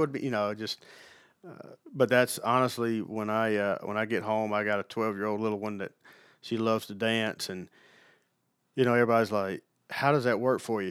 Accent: Alabama, United States; moved away as an adult; also born or lived in Mississippi / Los Angeles; now in Knoxville, United States; I grew up, you know, an hour from Tuscaloosa, right on the Mississippi-Alabama state line.

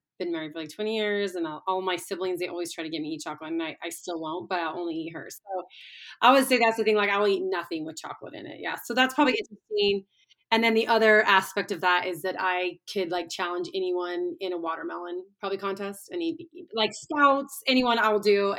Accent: Little Falls, United States; I grew up in Little Falls

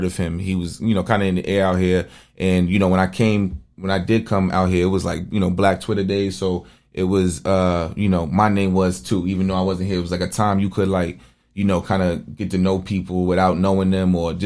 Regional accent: New York City, New York, United States; now in Arizona, United States; I watched my hood go through it. I'm from Bedford-Stuyvesant.

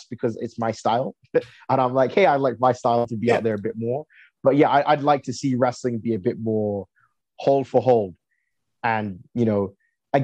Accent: England, United Kingdom; now in Canada; I was born in England

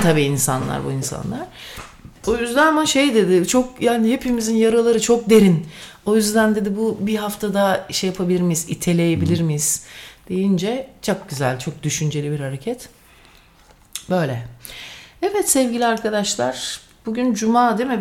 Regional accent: Sivas, Sivas Province, Turkey; first language Turkish; İkimiz de ikimiz de Sivaslıyız.

